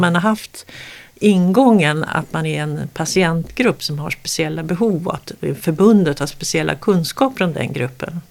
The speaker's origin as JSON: {"language": "Swedish", "country": "Sweden", "tie": "born or raised there", "said": "precis bredvid där jag växte upp, Solbergagården"}